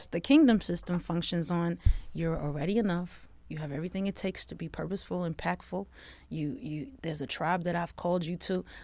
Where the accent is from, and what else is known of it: Long Island, New York, United States